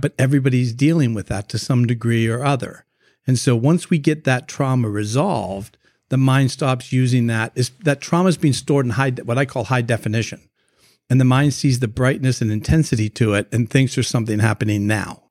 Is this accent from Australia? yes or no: no; Canada; moved away as an adult; now in United States; I'm originally from Canada, so when we moved down to the United States